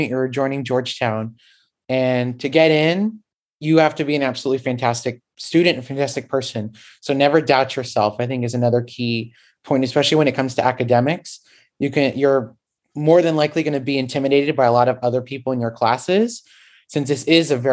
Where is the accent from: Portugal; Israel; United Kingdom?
Portugal; now in Washington, United States; I grew up in Portugal